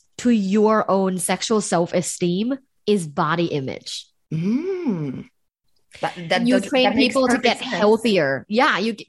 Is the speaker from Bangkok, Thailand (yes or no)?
yes; Bangkok, Thailand; now in United States; I'm actually not from the US. I'm from Thailand.